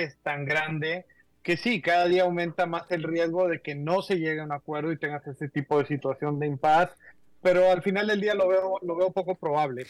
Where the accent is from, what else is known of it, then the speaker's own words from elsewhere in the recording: Mexico; Tú y yo somos de México